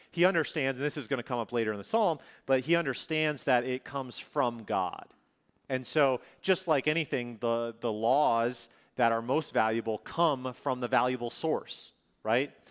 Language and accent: English; northern Minnesota, United States; moved away; also born or lived in California; I grew up in Minnesota